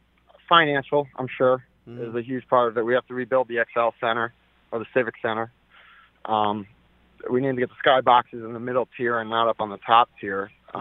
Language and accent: English; West Hartford, Connecticut, United States; now in Hartford, United States; I'm a 25-year-old, I'm from West Hartford, I moved to Hartford